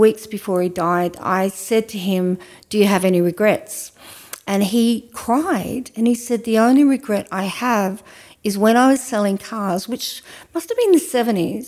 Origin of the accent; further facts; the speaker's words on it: Ouyen, Victoria, Australia; when I was growing up in Oyen